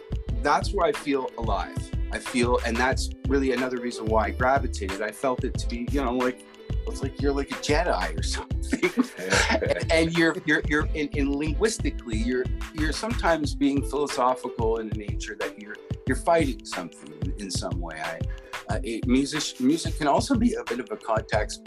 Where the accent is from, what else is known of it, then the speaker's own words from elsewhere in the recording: Canada; as a Canadian